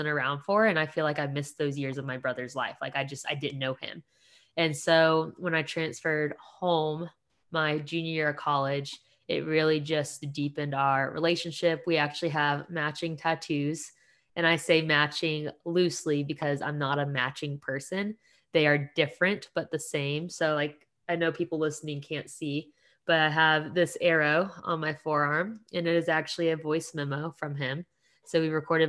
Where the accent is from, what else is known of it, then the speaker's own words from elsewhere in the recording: Paulding County, Georgia, United States; also born or lived in Dunwoody, Georgia / East Cobb, Georgia; I grew up predominantly in Paulding County.